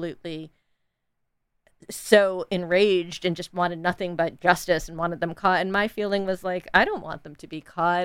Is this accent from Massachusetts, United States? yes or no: no; north of New York City, United States; I grew up very privileged in north of New York City